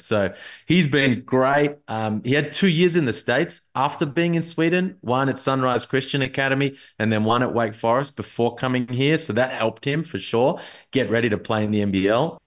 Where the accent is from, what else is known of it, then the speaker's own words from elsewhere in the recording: Melbourne, Victoria, Australia; I'm from Melbourne